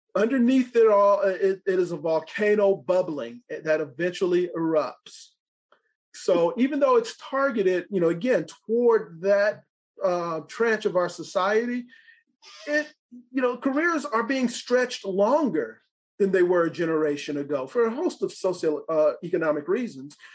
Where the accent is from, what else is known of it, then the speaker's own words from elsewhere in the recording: Los Angeles, California, United States; moved away as an adult; also born or lived in Franklin, Tennessee; now in California, United States; growing up in Los Angeles